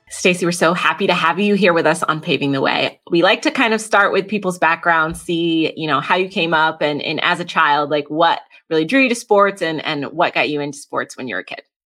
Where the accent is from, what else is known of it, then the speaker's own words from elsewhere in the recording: New England, United States; I grew up in New England